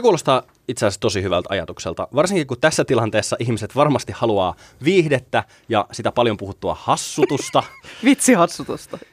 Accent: Kouvola, Kymenlaakso, Finland; mä oon kotoisin Kouvolasta, enkä edes häpeä sitä

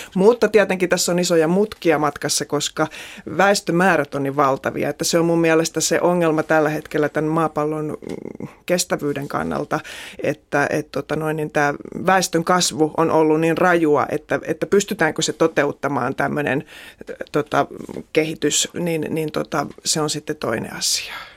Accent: Central Finland, Finland; Että mä oon kotoisin tuolta Keski-Suomesta ja mä asuin semmoisen tota, ison veden rannalla, joka oli Äänekosken sellutehtaiden alajuoksua. Ja elin lapsuuteni semmoisen veden rannalla

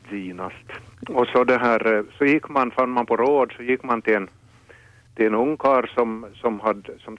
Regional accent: Finland; Och så kom det inte via Kortseby, min hemby.

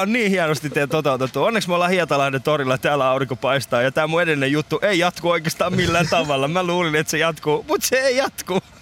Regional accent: Iran; now in Finland; Mä oon itse alun perin Iranista.

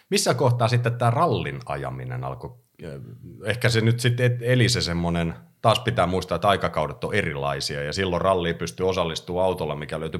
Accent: Helsinki, Uusimaa, Finland; Ihan stadilainen, joo, synnynnäinen.

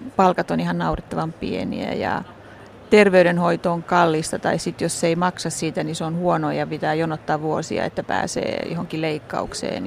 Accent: Helsinki, Uusimaa, Finland; moved away as an adult; now in Santiago, Chile; mä oon ihan helsinkiläinen, mä oon Rööperistä kotoisin alun perin syntynyt sinne ja asunut koko ikäni Kanta Helsingissä

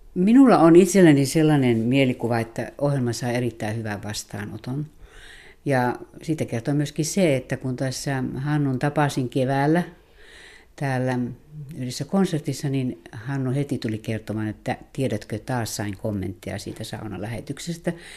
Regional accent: North Karelia, Finland; itse olen sieltä syntyisin

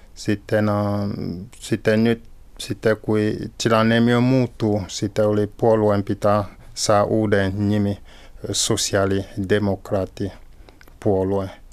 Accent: Cameroon; Finnish is a second language; moved away as an adult; now in Finland; Olen syntynyt Kamerunissa.

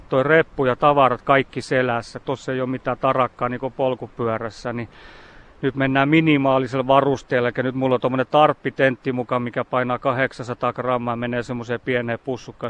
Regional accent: Imatra, South Karelia, Finland; itse olen Imatralta kotosi

